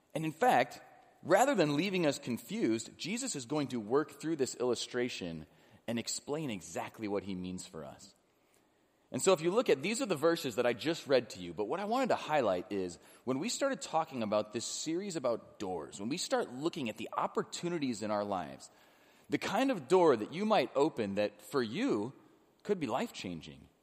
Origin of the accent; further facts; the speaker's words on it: Illinois, United States; now in Cincinnati, United States; I grew up in Illinois